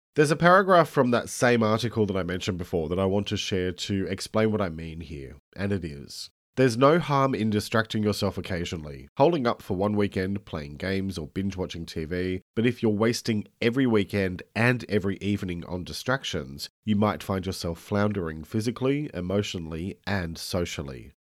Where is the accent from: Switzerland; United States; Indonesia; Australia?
Australia; I'm an Australian writer and speaker